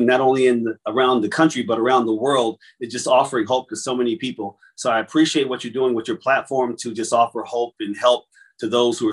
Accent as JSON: {"language": "English", "town": "Trenton", "region": "New Jersey", "country": "United States", "tie": "born or raised there", "said": "I'm originally from Trenton, New Jersey, if anybody knows where that is"}